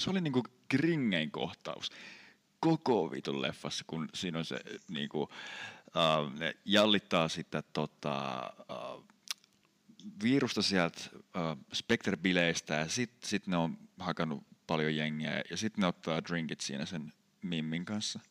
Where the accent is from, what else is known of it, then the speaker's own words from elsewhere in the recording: Sastamala, Pirkanmaa, Finland; kotipaikkakuntani Sastamalan